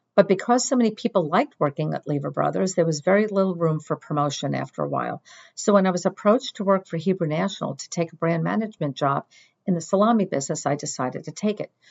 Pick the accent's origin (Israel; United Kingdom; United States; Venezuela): United States; Northeast; also born or lived in Washington, D.C.; since I was born and bred in the Northeast, I didn't want to move.